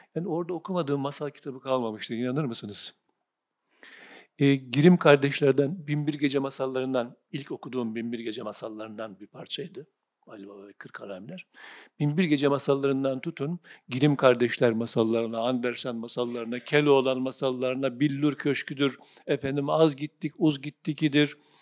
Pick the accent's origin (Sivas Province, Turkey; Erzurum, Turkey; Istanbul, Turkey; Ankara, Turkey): Sivas Province, Turkey; kasabadan ilkokul ikinci sınıftan sonra taşındık biz Sivas'ta büyüdüm. İlk e, okul, ortaokul, lise Sivas'ta